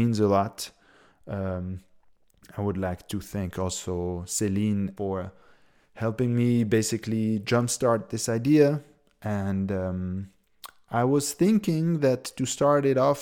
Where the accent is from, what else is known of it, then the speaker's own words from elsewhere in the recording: Switzerland; moved away as an adult; also born or lived in United States / Berlin, Germany; I come from Switzerland